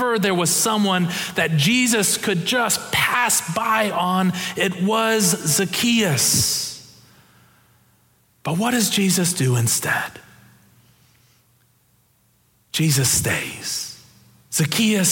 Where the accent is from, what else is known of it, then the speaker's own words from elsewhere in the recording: Ohio, United States; I'm from Ohio